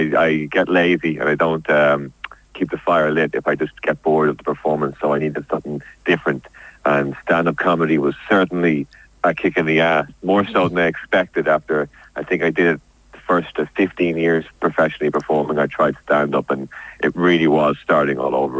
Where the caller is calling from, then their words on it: London, United Kingdom; I am calling from my boat from Paddington Basin.